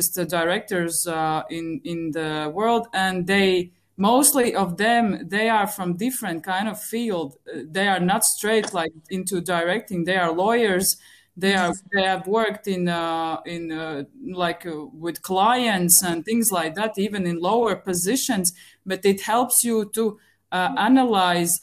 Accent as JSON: {"language": "English", "region": "Riga", "country": "Latvia", "said": "I'm from Latvia, Riga"}